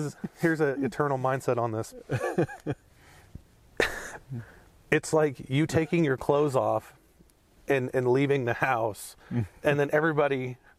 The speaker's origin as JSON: {"language": "English", "country": "United States", "said": "we're American"}